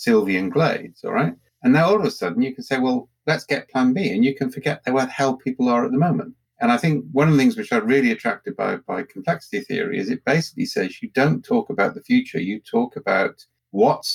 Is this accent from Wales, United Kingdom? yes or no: yes; Wales, United Kingdom; I'm Welsh